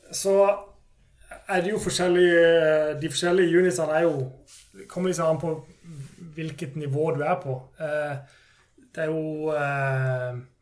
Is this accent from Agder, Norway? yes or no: yes; Kristiansand, Agder, Norway; jeg er jo fra Kristiansand, så er jeg i Agder